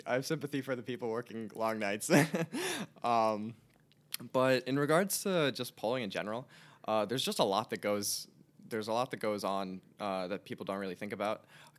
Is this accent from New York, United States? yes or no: no; Elizabeth, New Jersey, United States; So I'm originally from Elizabeth, New Jersey. It's right next to Newark Airport.